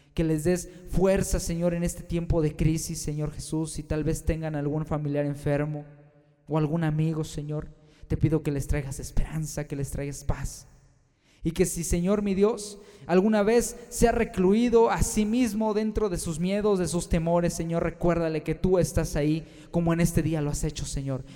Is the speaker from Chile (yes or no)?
no; Mexico; Aquí en mi país, México